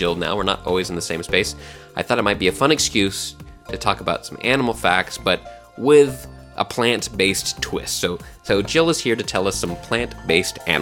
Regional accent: Texas, United States; I grew up in Texas, and I had a lot of fried okra as a kid

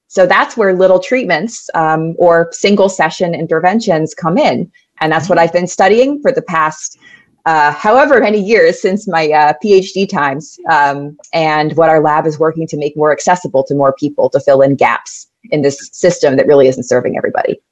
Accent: New York City, New York, United States; I grew up in New York City. Uh, born and raised in Manhattan, New York

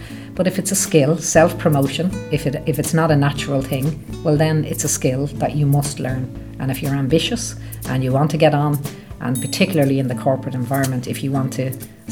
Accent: Dublin, Leinster, Ireland; moved away as an adult; also born or lived in London / Midlands, England; I grew up in Beaumont in Dublin

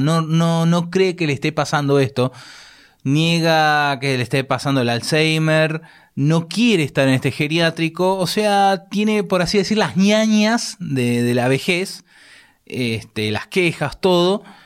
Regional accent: Argentina; accent: Argentine; el acento nuestro

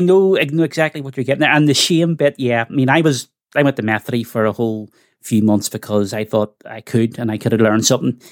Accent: Belfast, Northern Ireland, United Kingdom; I grew up in the Glen Cairn estate

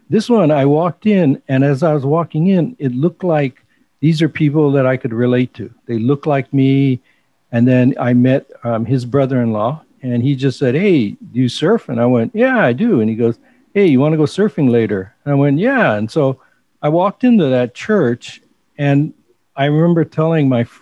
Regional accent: Los Angeles, California, United States; moved away as an adult; now in Hawaii, United States; I was born in Hawaii, but I grew up in L.A. in the Crenshaw area.

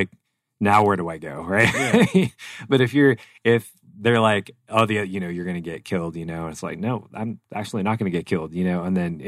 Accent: Arizona, United States; we're Arizona, we're from Arizona.

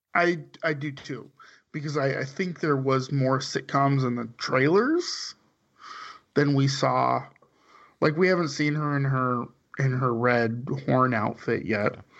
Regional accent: suburb of Bakersfield, California, United States; the town I lived in, grew up in, was the suburb, suburb of Bakersfield

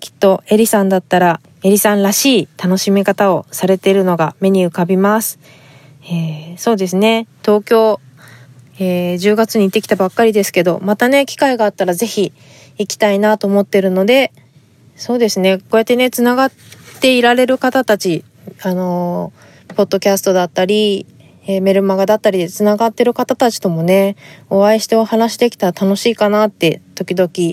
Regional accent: Fukuoka, Japan; accent: Hakata dialect; moved away; 博多弁じゃないように話す

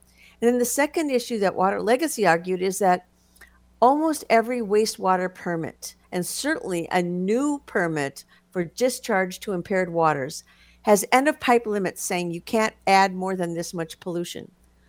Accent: Minnesota, United States; I grew up in Minnesota

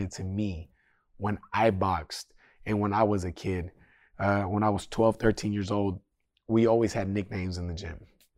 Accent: Sacramento, California, United States; I'm still from Sac, brother. I just live over there.

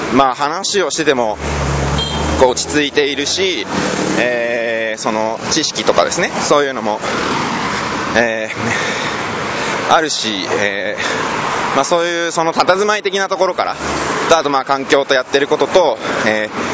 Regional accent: Japan; 日本人の僕みたいなフリーランスの人

